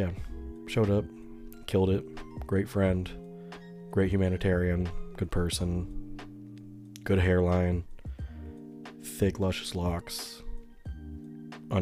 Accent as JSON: {"language": "English", "country": "United States", "said": "as an American"}